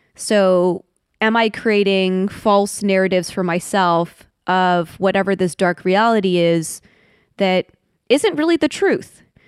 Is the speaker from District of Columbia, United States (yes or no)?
yes; Washington, District of Columbia, United States; I was born in Washington D.C.